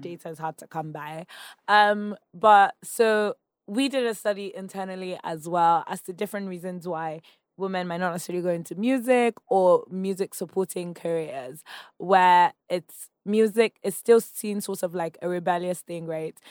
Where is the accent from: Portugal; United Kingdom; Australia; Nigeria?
Nigeria; accent: Nigerian; moved away as an adult; I was speaking my Nigerian accent